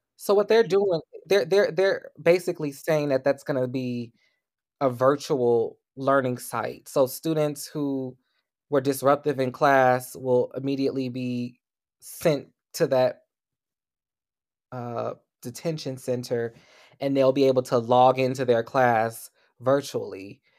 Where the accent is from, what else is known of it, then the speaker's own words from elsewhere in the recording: United States; Black Americans, especially those of us who are descendants of enslaved people